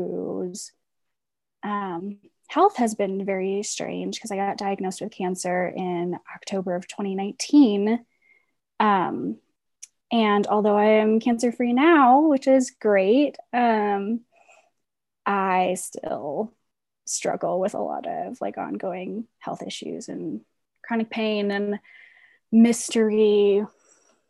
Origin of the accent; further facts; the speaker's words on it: Midwest, United States; moved away as an adult; now in Denver, United States; I grew up in the Midwest